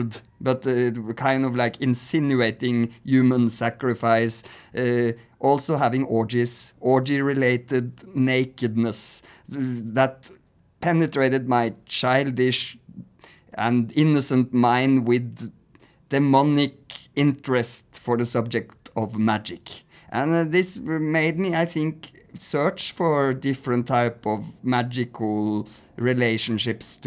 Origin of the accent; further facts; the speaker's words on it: Norway; And I'm also from Norway. As Satanists, I grew up in the 90s where church burning and Satanism